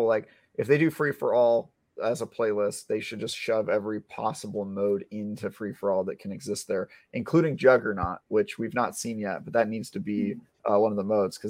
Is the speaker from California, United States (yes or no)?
yes; California, United States; I'm from California.